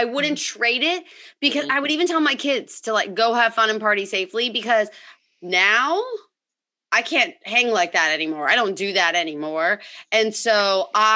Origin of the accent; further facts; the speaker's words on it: Bay Area, California, United States; moved away as an adult; also born or lived in New York City; I was born and raised in the Bay Area